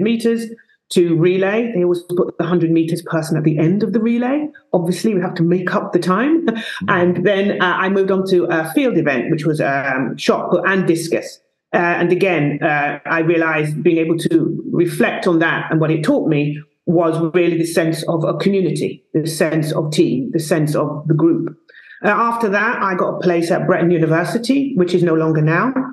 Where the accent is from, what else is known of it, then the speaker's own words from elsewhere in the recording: London, United Kingdom; also born or lived in Stockholm, Sweden; I was born in the East End of London, two parents that came from South America, Guyana.